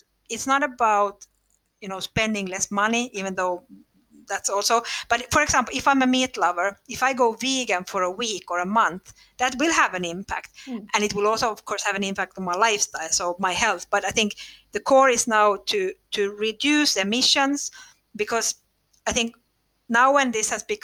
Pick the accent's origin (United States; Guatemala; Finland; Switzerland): Finland; English is a second language; And then we found it in Finland, of all places, which is funny because we are from Finland.